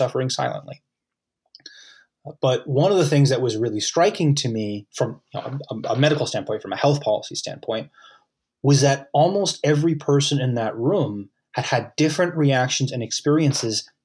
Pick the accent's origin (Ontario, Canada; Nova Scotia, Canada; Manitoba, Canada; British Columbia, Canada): Nova Scotia, Canada; Halifax; I'm in Halifax. I'm from Halifax